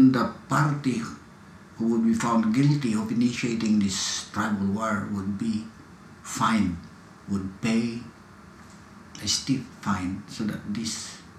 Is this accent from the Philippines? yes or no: yes; northern Luzon, Philippines; in the mountain regions of northern Luzon, that's where I come from